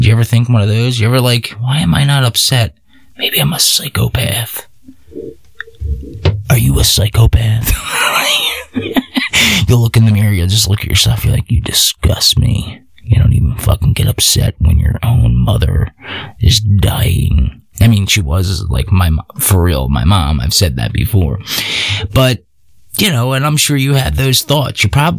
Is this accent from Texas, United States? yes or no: yes; Texas, United States; Because I'm from Texas and I do whatever I want.